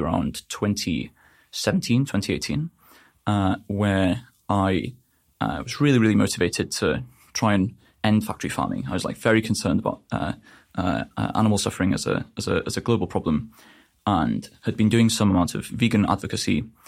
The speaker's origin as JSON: {"language": "English", "region": "North Wales", "country": "United Kingdom", "said": "I'm from North Wales in the U K"}